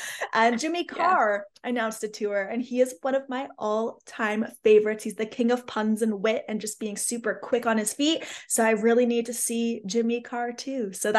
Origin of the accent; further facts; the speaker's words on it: Canada; I'm a Canadian.